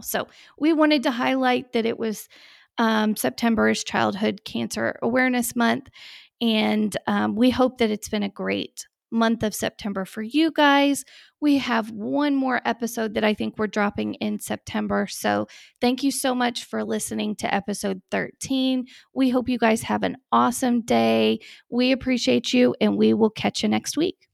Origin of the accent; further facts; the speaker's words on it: Texas, United States; now in Miami, United States; we're from Texas too